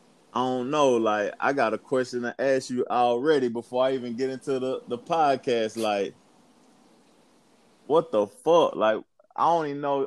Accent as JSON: {"language": "English", "town": "Knoxville", "region": "Tennessee", "country": "United States", "moved": "yes", "said": "I'm from Knoxville too, but I don't live there no more. I done lived in a couple of cities."}